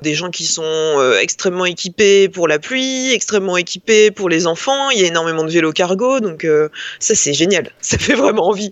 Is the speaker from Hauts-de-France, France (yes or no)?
yes; Lille, Hauts-de-France, France; moved away as an adult; also born or lived in Rennes; now in Paris, France; je suis lilloise d'origine